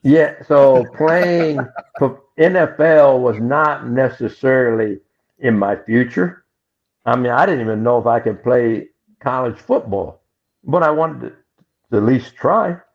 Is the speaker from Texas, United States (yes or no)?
no; Macomb, Illinois, United States; moved away; I came from Macomb, Illinois, school of 1,000, a class of 250